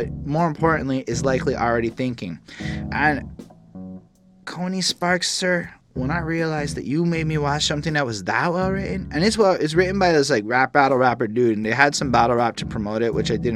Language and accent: English; Canada; as a Canadian